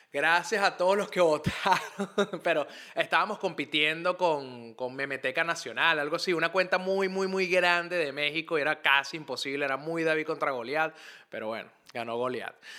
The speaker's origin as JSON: {"language": "Spanish", "town": "Caracas", "region": "Capital District", "country": "Venezuela", "said": "Montalbán, que es de donde yo vengo, una zona al oeste de Caracas"}